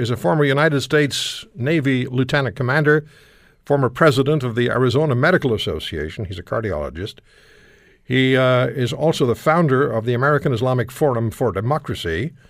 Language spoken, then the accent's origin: English; Canada; I feel like I'm being told that I had better up my game as a Canadian.